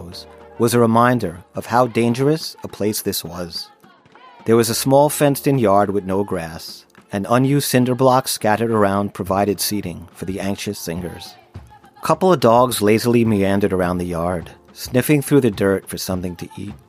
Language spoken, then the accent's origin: English; Long Island, New York, United States; as a teenager growing up on Long Island